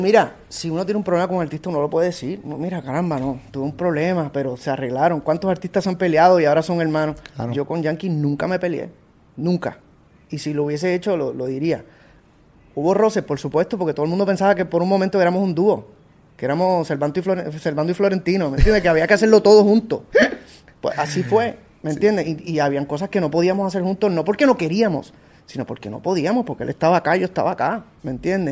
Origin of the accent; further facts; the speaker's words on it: Puerto Rico; moved away; also born or lived in United States; mi tierra, que es Puerto Rico